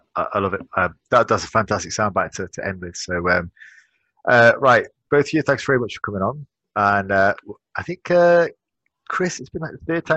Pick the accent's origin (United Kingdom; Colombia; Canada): United Kingdom; moved away; back in UK, back in my hometown. My hometown's becoming quite the hub for bodybuilding right now